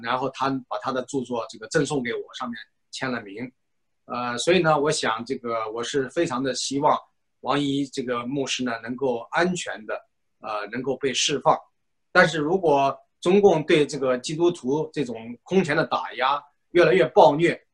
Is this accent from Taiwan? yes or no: no; China; 我们中国人